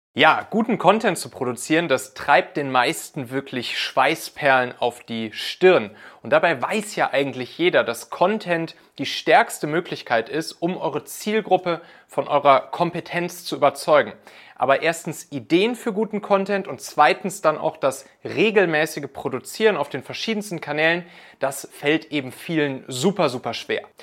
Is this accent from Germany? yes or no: yes; Hamburg, Germany; moved away; in der Superbude in Altona, meiner alten Heimat hier